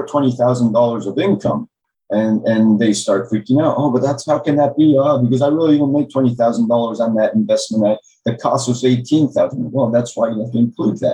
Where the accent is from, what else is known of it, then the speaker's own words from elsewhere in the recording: Maryland, United States; now in Miami, United States; I was born in Maryland.